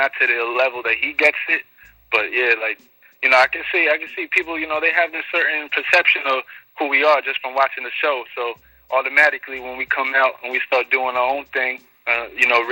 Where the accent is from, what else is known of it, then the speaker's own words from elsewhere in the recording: New York City, New York, United States; I was born and raised in Queens, so I'm a Queens native.